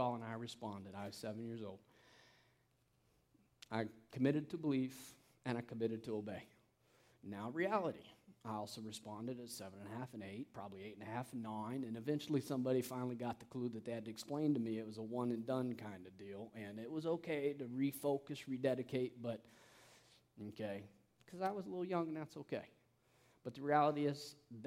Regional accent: canyons of the Salt River, Central Arizona, United States; I grew up in Central Arizona. I did not grow up in Phoenix, where most people are from everywhere else. Okay, I grew up in the canyons of the Salt River.

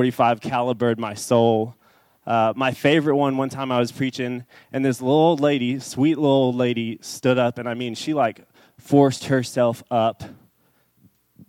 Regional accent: Dallas, Texas, United States; I grew up in Dallas. I grew up in kind of a South Dallas area.

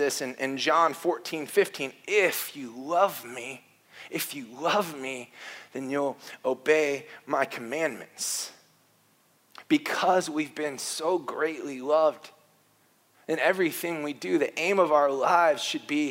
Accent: Warsaw, Indiana, United States; moved away; I grew up in Warsaw Wesleyan, a strict conservative church in northern Indiana.

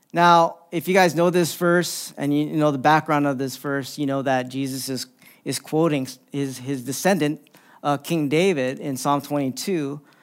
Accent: Philippines; I'm Filipino

